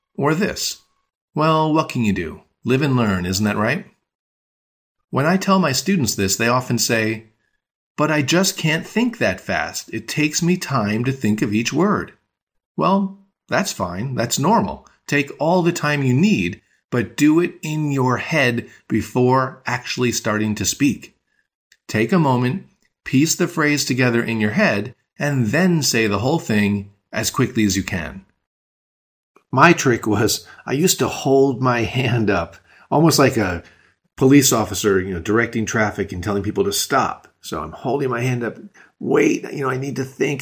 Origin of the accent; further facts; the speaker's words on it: New York, United States; I was born and raised in New York, so if someone asks me what language I speak, I tell them I speak English